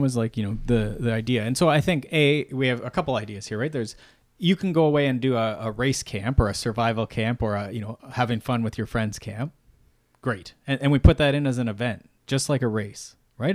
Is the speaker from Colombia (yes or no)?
no; Canada; I'm Canadian